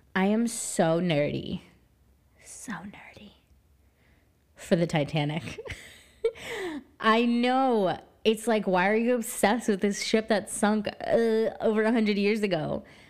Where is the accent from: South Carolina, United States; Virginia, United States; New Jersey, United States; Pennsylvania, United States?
New Jersey, United States; I am from New Jersey